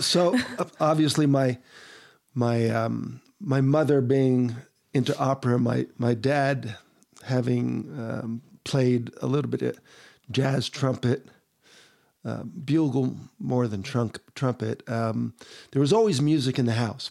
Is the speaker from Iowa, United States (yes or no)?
no; New Jersey, United States; moved away as an adult; now in Utah, United States; Originally New Jersey